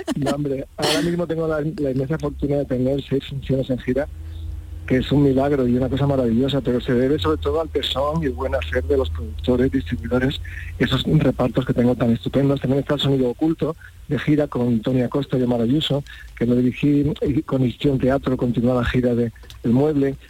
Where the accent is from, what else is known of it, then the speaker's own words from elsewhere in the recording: Montilla, Andalusia, Spain; yo soy de Montilla